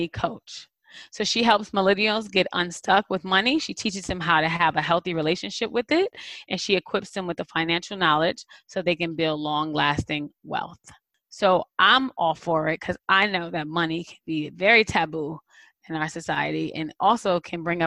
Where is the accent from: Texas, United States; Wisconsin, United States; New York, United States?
New York, United States; New York City; as a New Yorker